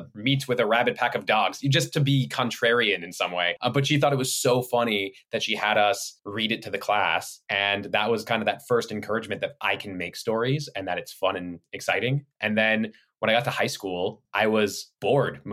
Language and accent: English; Los Angeles, California, United States; born and raised in Los Angeles and then stayed in Los Angeles